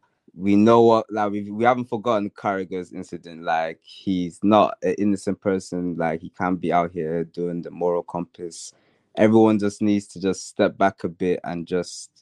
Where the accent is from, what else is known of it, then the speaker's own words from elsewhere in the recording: Ireland; I'm Irish, so Damien Duff was a big person for us growing up